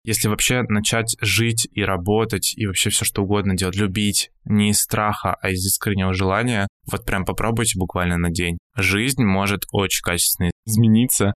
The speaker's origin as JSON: {"language": "Russian", "town": "Yaroslavl", "region": "Yaroslavl Oblast", "country": "Russia", "also_born_or_lived": "Saint Petersburg / Moscow", "moved": "yes", "lives_now": "Georgia", "said": "изначально я вообще из Ярославля, но долгое время жил и работал в Петербурге"}